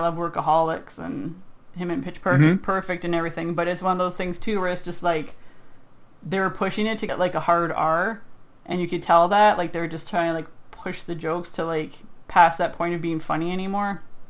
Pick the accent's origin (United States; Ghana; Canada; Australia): Canada; I'm Canadian.